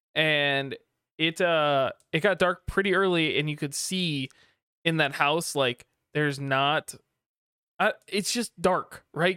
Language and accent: English; Kalamazoo, Michigan, United States; I grew up in Kalamazoo